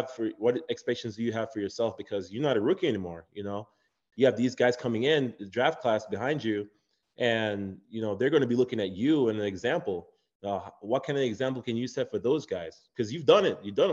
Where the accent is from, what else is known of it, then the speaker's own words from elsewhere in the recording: Jamaica; moved away; also born or lived in Chicago; I'm from Jamaica. Growing up in Jamaica, my mom came here